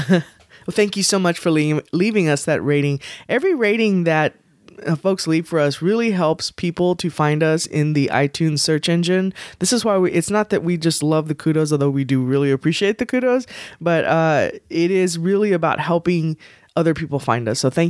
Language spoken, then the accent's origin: English; Texas, United States; We're from Texas, we know.